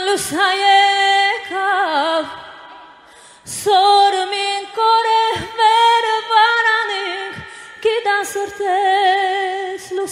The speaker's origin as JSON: {"language": "Armenian", "town": "Shekher", "region": "Nagorno-Karabakh", "country": "Azerbaijan", "said": "Շեխերից, որ թուրքերը վերցրել են։ Շեխեր գյուղից։"}